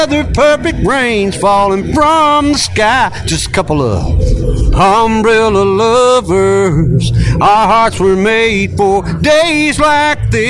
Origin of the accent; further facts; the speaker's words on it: Franklin, Kentucky, United States; from Franklin, Kentucky